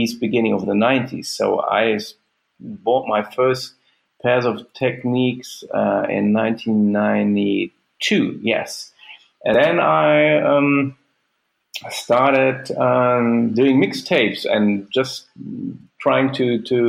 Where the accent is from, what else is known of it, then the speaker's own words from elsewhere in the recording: Recklinghausen, North Rhine-Westphalia, Germany; So I grew up in Recklinghausen. It's a small town in the Ruhr area.